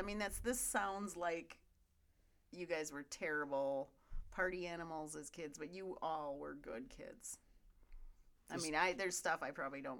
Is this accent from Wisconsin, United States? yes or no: yes; Chain of Lakes, Central Wisconsin, United States; I had my own boat. Grew up on the water.